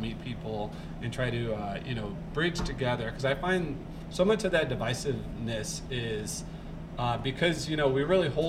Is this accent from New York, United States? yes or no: no; St. Louis, Missouri, United States; now in Coeur d'Alene, United States; I'm from St. Louis